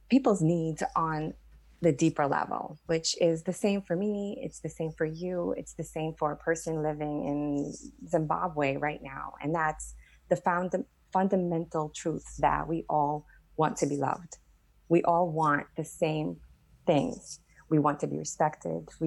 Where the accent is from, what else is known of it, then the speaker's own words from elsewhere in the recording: Staten Island, New York, United States; I grew up in Staten Island, you know, in New York, where there's this, there's a lot of attitude, right?